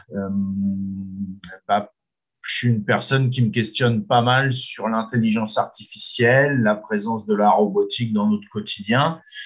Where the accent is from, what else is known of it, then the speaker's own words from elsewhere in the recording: Normandy, France; chez nous en Normandie